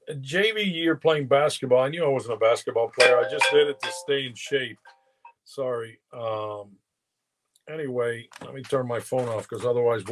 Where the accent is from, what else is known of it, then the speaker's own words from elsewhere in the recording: Miami, Florida, United States; We grew up right around Kinlock there, right by the airport.